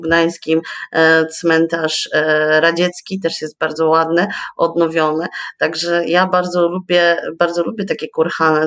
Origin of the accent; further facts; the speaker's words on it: Rowy, Pomeranian Voivodeship, Poland; also born or lived in Słupsk; urodziłam się i wychowałam w Rowach, E, to jest niedaleko Ustki, miejscowość